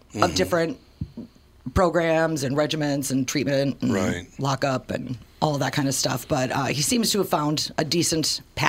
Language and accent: English; St. Paul, Minnesota, United States; also born or lived in Woodbridge, Virginia; Mostly St. Paul and that side of town. I was born in St. Paul. And then when I was a kid, we moved to Washington, D.C.